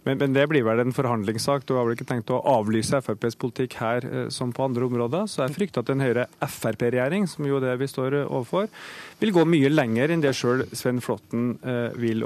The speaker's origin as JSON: {"language": "Norwegian", "town": "Trondheim", "region": "Trøndelag", "country": "Norway", "tie": "born or raised there", "said": "min hjemby Trondheim"}